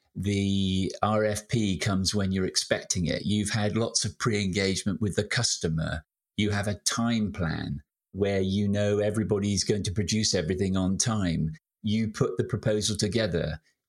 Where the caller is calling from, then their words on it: Shaftesbury, South West England, United Kingdom; I'm in sunny Shaftesbury in the county of Dorset in the south of England